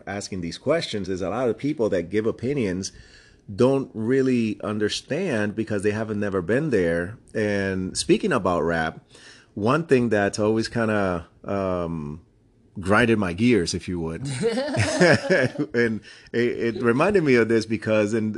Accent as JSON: {"language": "English", "town": "New York City", "region": "New York", "country": "United States", "tie": "born or raised there", "said": "I grew up in the Bronx, too"}